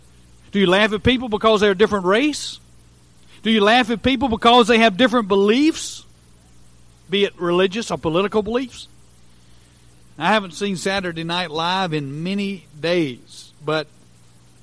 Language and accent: English; United States; as an American